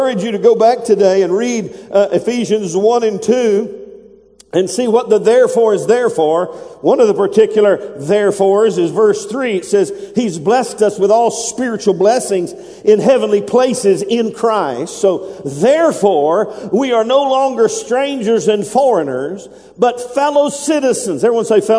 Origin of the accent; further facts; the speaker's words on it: United States; I'm an American. That's in my blood. That's in my DNA. I am American